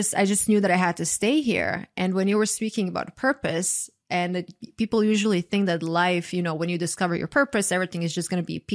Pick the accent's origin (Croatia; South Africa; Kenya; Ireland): Croatia; moved away as an adult; now in United States; I am from Croatia originally